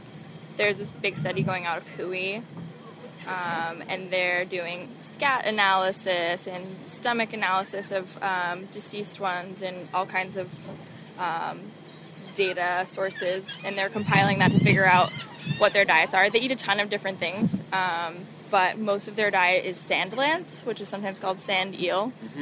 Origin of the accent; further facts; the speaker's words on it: South Shore, Massachusetts, United States; also born or lived in Cambridge, Massachusetts; So I'm from South Shore, Massachusetts. I just graduated from Harvard University, so I was at Cambridge when I wasn't here. But I'll be moving to California at the end of summer.